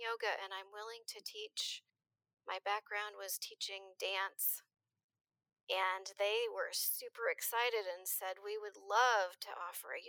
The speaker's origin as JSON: {"language": "English", "region": "a small town in Minnesota", "country": "United States", "tie": "born or raised there", "also_born_or_lived": "Rochester, Minnesota", "moved": "as an adult", "lives_now": "Eugene, United States", "said": "I grew up in a small town in Minnesota."}